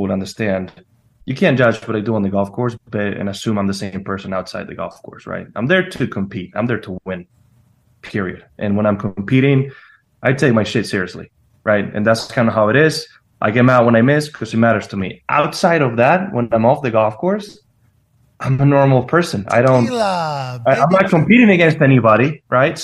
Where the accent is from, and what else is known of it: Spain; born or raised there